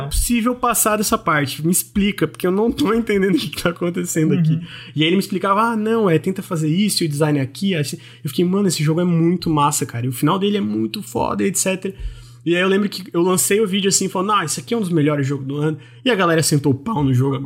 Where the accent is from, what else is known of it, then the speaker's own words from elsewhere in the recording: Santa Catarina, Brazil; eu sou de Santa Catarina